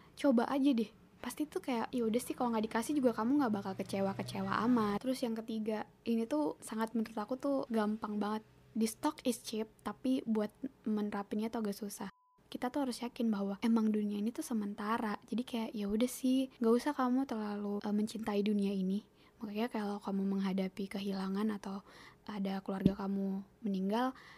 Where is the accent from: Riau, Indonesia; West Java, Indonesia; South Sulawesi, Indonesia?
South Sulawesi, Indonesia; Toraja or Enrekang; bahasa Toraja apa bahasa Enrekang ya pokoknya bahasa bahasa rumah aku lah bahasa kampung aku